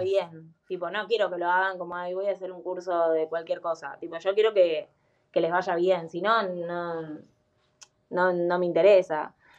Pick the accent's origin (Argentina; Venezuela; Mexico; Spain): Argentina; Buenos Aires; Yo soy de Capital Federal